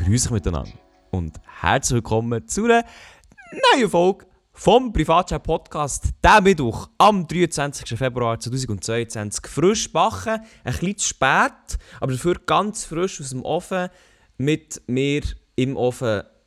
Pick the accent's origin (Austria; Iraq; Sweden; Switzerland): Switzerland; als Schweizer